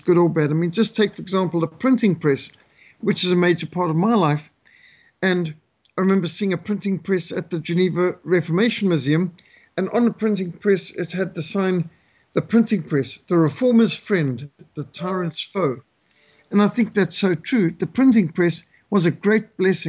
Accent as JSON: {"language": "English", "country": "Zimbabwe", "tie": "born or raised there", "said": "I grew up in Rhodesia, which is a mostly rural country with animals all around"}